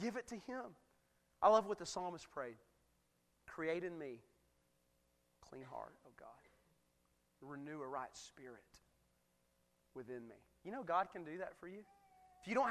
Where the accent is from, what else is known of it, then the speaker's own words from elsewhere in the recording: United States; I'm a proud American. You cut me, I bleed red, white, and blue. Man, I'm American to the bone.